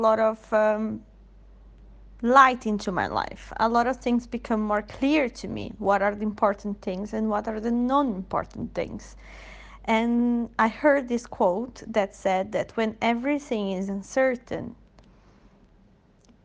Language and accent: English; Brazil; now in Sweden; from Brazil, living in Sweden